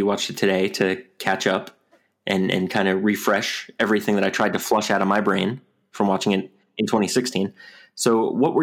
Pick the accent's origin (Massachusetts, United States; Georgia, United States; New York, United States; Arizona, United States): New York, United States; I'm from New York